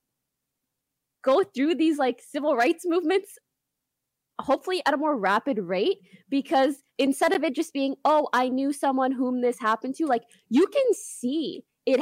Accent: Canada; now in United States; I'm Canadian and I only have a visa

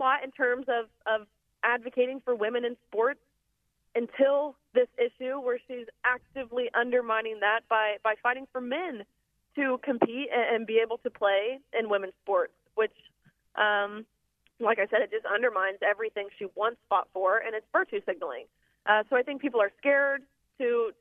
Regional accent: Nashville, Tennessee, United States; Nashville, which is my hometown

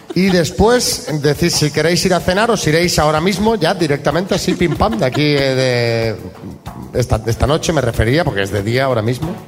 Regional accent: Barcelona, Catalonia, Spain; yo soy de Barcelona

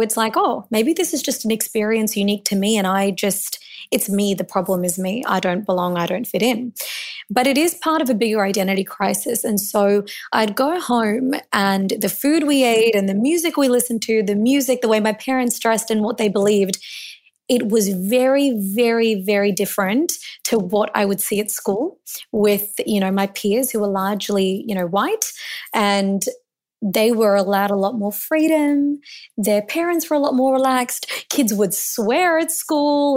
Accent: Melbourne, Victoria, Australia; I was born in Melbourne, and I was born to Indian immigrants

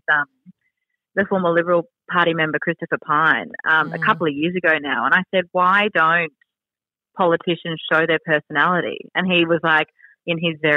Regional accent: Brisbane, Queensland, Australia; I'm from Brisbane.

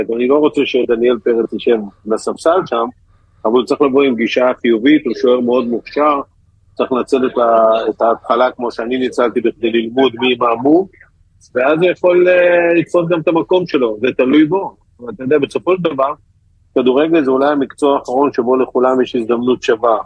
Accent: Israel; אני ישראלי

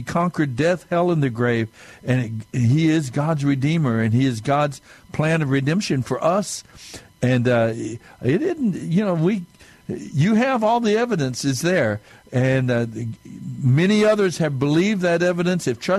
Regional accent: southern New Mexico, United States; being Native American, a Mescalero Apache from the Apache tribe down in southern New Mexico

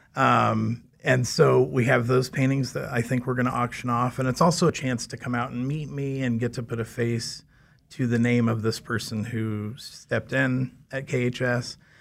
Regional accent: Valley Center, Kansas, United States; I grew up in Valley Center, um, just north of Wichita

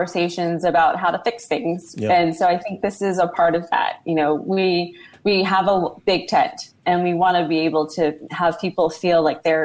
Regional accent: Washington, District of Columbia, United States; also born or lived in Vietnam; I'm from Washington, D.C.

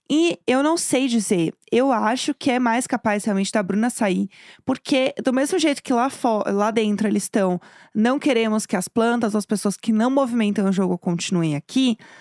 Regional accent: São Paulo, Brazil; A gente é de São Paulo

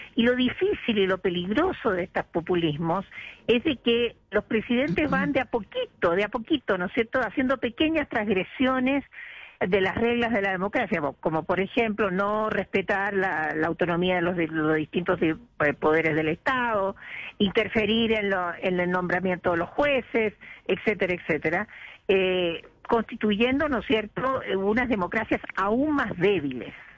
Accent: Chile; en mi país

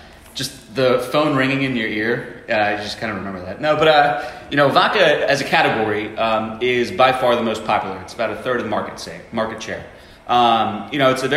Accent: Doylestown, Pennsylvania, United States; I grew up in Doylestown.

